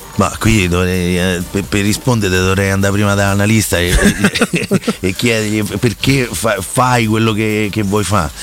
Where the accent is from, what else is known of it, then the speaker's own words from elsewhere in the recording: Rome, Lazio, Italy; siamo tutti romani